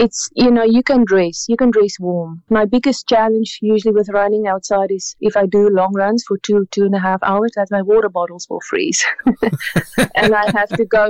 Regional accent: South Africa; moved away as an adult; now in Canada; we grew up in South Africa

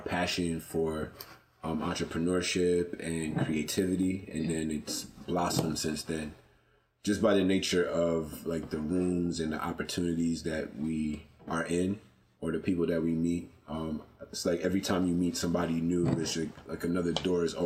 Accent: New Jersey, United States; also born or lived in New York; I grew up in Jersey

